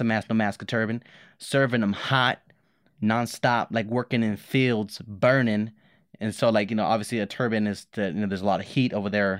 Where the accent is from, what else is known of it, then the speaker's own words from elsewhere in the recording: Los Angeles, California, United States; moved away; I grew up in Los Angeles, a lot of violence around me